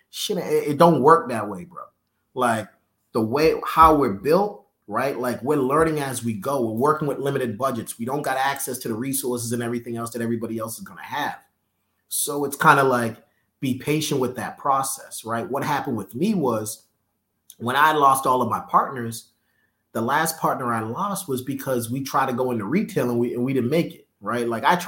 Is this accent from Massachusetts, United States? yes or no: yes; Boston, Massachusetts, United States; also born or lived in New York; now in Atlanta, United States; I'm from Boston